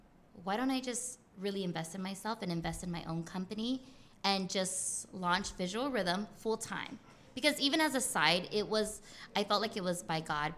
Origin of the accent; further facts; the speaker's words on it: Guam; I'm not. I'm from Guam. And so they're like, oh, Guam, is that short from Guatemala? And I'm like, nah, it's a U.S. territory. We're like all the way near the Philippines and like the East Asia